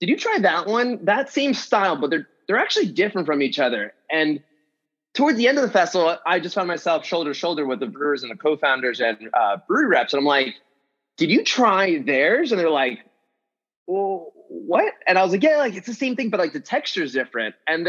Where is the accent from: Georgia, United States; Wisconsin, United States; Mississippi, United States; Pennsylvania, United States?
Pennsylvania, United States; Reading; moved away as an adult; now in San Diego, United States; I was born and raised in Reading, Pennsylvania.